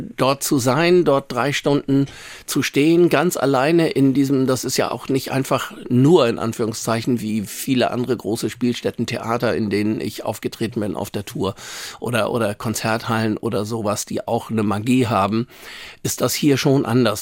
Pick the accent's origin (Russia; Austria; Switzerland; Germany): Germany; Hamburg; ich bin in Langenhorn ja groß geworden, bin da zur Schule gegangen.